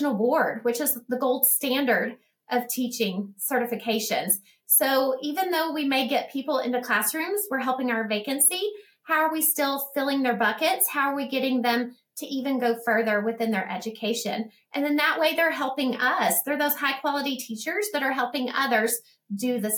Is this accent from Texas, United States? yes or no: yes; Odessa, Texas, United States; this is my hometown, and I love ECISD